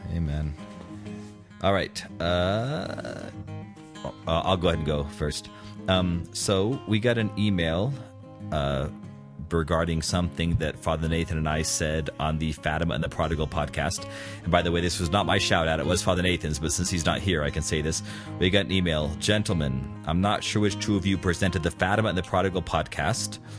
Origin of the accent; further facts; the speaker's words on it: United States; I'm patriotic about being American